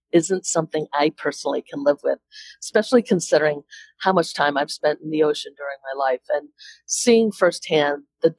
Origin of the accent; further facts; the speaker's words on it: Connecticut, United States; also born or lived in New Hampshire; although I grew up in Connecticut, my parents were originally from New Hampshire